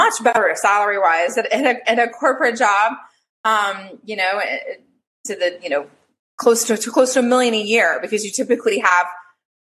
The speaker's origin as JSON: {"language": "English", "region": "North Carolina", "country": "United States", "tie": "born or raised there", "also_born_or_lived": "San Francisco / New York", "moved": "as an adult", "said": "I also made skirts and mini dresses in high school because I'm from North Carolina"}